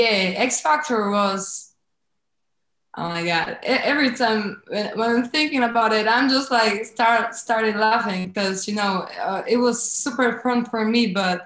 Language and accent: English; Varna, Varna Province, Bulgaria; Well, I'm from Bulgaria.